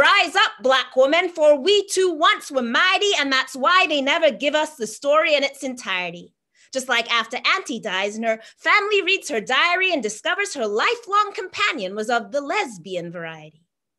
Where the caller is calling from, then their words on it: Halifax, Nova Scotia, Canada; I'm joining you from Jibuktuk, Halifax, in the territory of the Mi'kmaq people